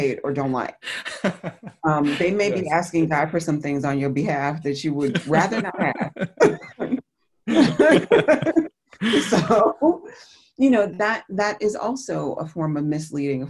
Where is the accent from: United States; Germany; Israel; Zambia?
United States; New Jersey; I'm from the Northeastern United States, and from New Jersey in particular